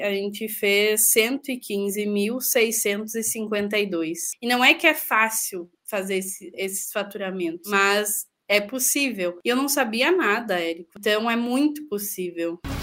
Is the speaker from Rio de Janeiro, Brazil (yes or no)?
no; interior of Rio Grande do Sul, Brazil; A gente é do interior do Rio Grande do Sul, uma cidade de 12 mil habitantes, e viveu muito precário